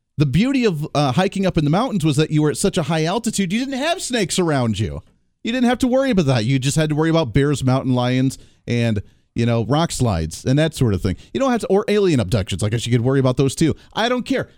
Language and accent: English; Colorado, United States; moved away; I grew up in Colorado.